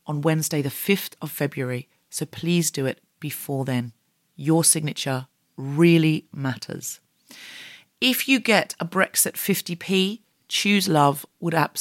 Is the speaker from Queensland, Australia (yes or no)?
yes; Gold Coast, Queensland, Australia; moved away; I am from the Gold Coast. I was born and raised there